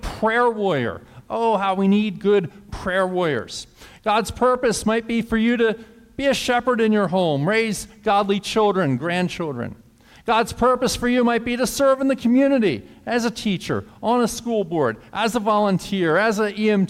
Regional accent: Woodstown, New Jersey, United States; growing up in Woodstown and going to school there

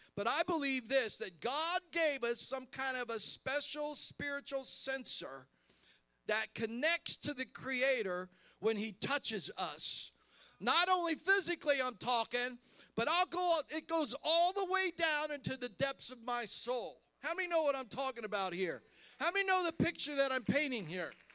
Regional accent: Columbus, Ohio, United States; I'm from Columbus, Ohio

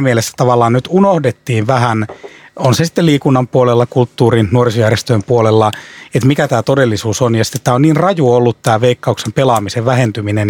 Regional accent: Ostrobothnia, Finland; tuun Pohjanmaalta

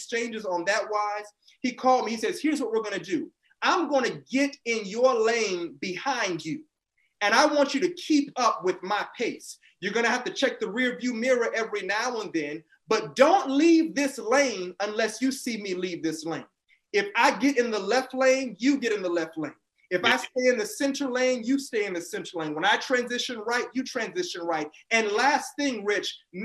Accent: Tampa, Florida, United States; I grew up in Tampa, Florida.

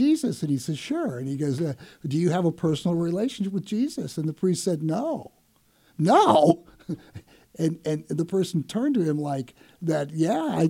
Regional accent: Iowa, United States; moved away as an adult; also born or lived in Columbia, Missouri; now in St. Louis, United States; I originally grew up in Iowa, a little small farm town, and moved to St. Louis in '82 after I got out of law school at Mizzou

